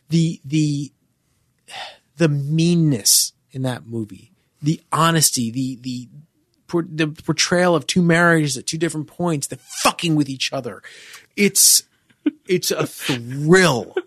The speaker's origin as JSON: {"language": "English", "region": "New York", "country": "United States", "said": "I was a Jew from New York who spent a lot of time on the Upper East Side"}